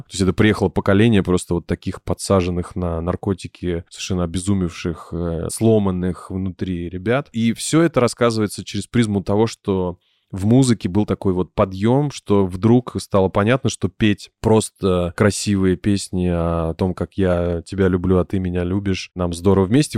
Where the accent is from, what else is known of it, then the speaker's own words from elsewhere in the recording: Minsk, Belarus; moved away; с моей малой родины из, из Минска